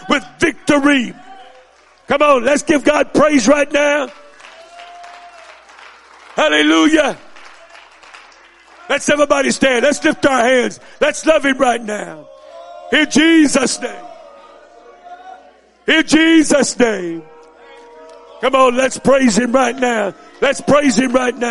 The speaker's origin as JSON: {"language": "English", "region": "Missouri", "country": "United States", "tie": "born or raised there", "said": "I was raised up in Missouri"}